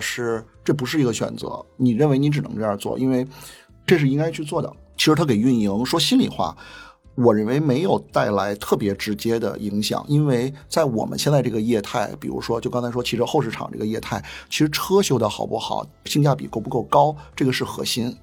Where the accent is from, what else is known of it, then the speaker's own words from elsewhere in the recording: Dongcheng District, Beijing, China; 我自己就是东城区长大的，对东城区其实很有感情